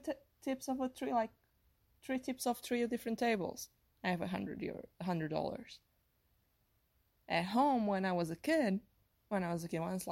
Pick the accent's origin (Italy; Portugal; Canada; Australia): Portugal; English is a second language; moved away as an adult; now in United States; I was raised in Portugal until I was like 22 years old